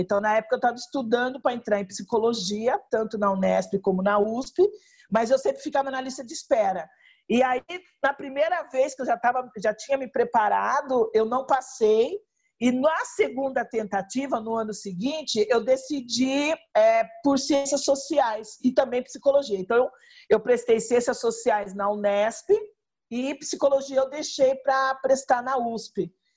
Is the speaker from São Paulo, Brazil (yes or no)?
yes; Rio Claro, São Paulo, Brazil; na minha cidade natal, que é Rio Claro, estado de São Paulo